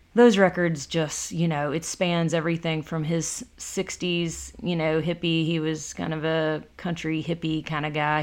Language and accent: English; Decatur County, Tennessee, United States; also born or lived in Jackson, Tennessee; there's a little river cabin, real small, a eight hundred square foot river cabin that I grew up